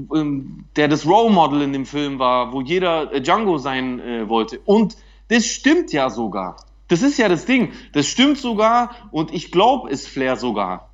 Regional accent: Germany; als Deutscher

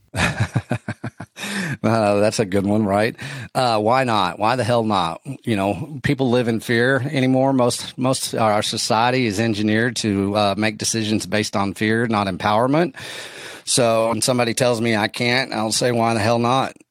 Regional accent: West Texas, United States; I'm from West Texas

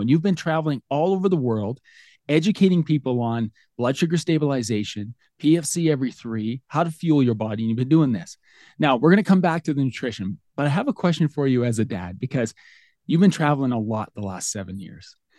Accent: Lethbridge, Alberta, Canada; I'm from Lethbridge, Alberta, Canada.

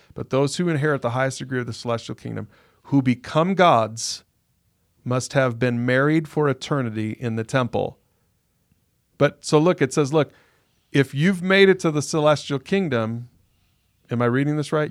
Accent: United States; as an American

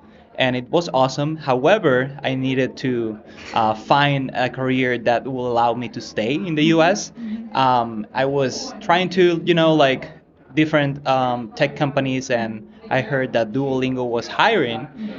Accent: Venezuela; English is a second language; moved away as an adult; also born or lived in San Francisco; now in United States; I was an international student 10 years ago. I'm originally from Venezuela.

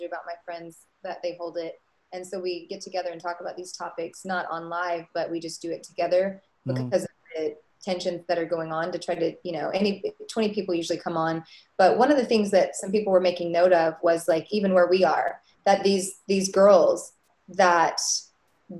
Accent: Arkansas, United States; in Arkansas, where I grew up

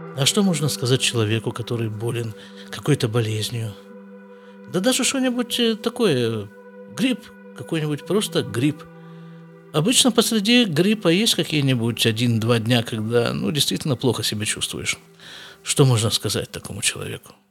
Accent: Siberia, Russia; moved away as an adult; now in Israel; я все рвался из Сибири куда-нибудь выскочить

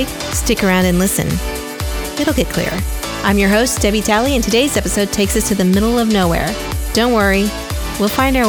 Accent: near Wichita, Kansas, United States; I was born in Kansas, near Wichita, which is actually where Dorothy Gale from The Wizard of Oz is from.

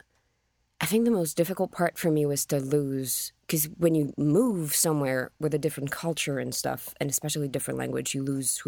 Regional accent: France; English is a second language

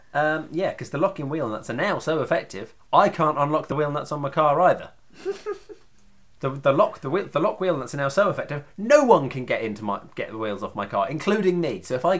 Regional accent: England, United Kingdom; I'm very English

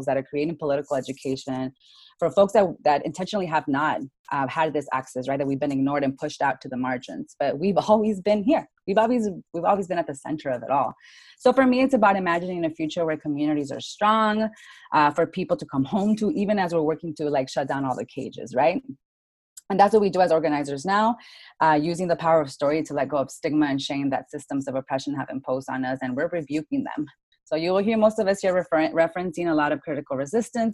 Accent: Tucson, Arizona, United States; now in Phoenix, United States; I'm from Tucson, Arizona

